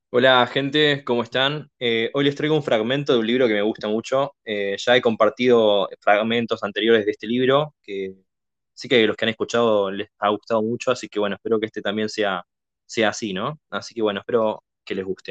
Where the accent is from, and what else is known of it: Argentina